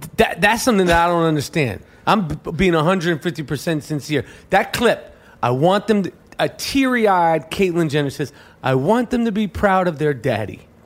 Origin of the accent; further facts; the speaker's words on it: New York City, New York, United States; We grew up in New York City in the seventies and eighties